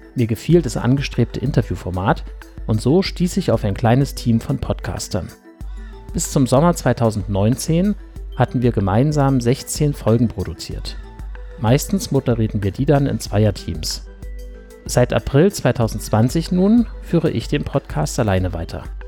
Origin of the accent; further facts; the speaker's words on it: Weimar, Thuringia, Germany; moved away as an adult; also born or lived in Dortmund / Wuppertal / Berlin; now in Halle (Saale), Germany; Ursprünglich stamme ich aus dem thüringischen Weimar. Dort bin ich die ersten 19 Jahre aufgewachsen